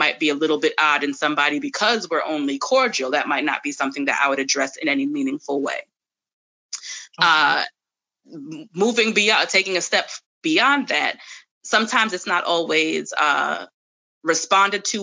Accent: New York, United States; moved away; I'm from New York originally

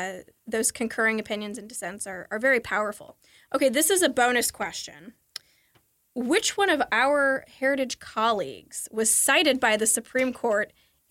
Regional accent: Kentucky, United States; I'm from Kentucky. We do love our fried chicken there

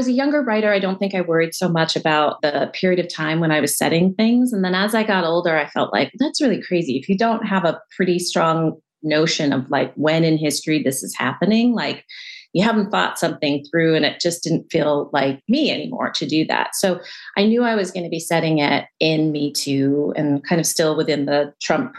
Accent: California outside of LA, United States; I grew up in California outside

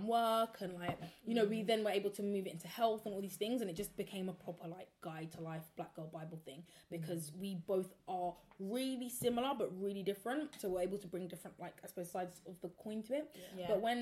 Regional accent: South London, United Kingdom; two South London girls, like Croydon and Peckham

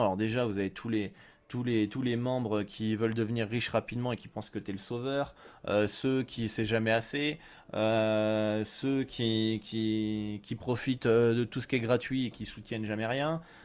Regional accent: France; chez nous en France

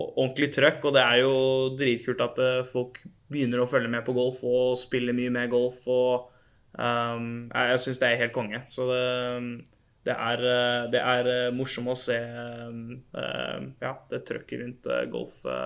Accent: Norway; moved away as an adult; now in United States; hjemme i Norge

